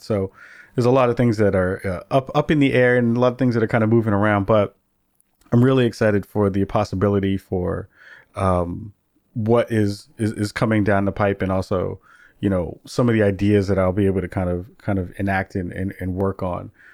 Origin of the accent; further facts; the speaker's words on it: New York City, New York, United States; growing up in the Bronx in the eighties